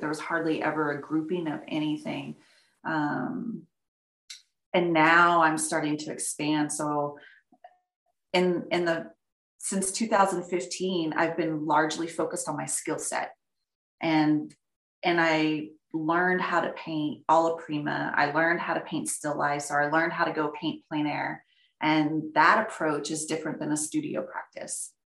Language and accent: English; outside Dallas, Texas, United States; moved away as an adult; also born or lived in Florida; now in Montana, United States; I grew up in Texas, uh, right outside of Dallas, in a small little community